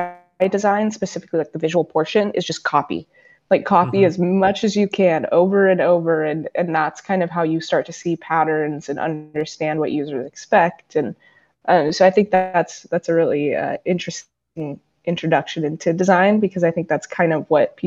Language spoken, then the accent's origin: English; San Diego, California, United States; I was a kid from San Diego